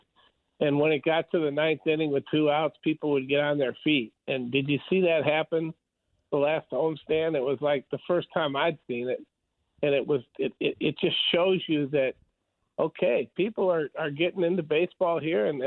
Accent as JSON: {"language": "English", "town": "Chicago", "region": "Illinois", "country": "United States", "tie": "born or raised there", "moved": "yes", "lives_now": "Wichita, United States", "said": "I grew up in Chicago"}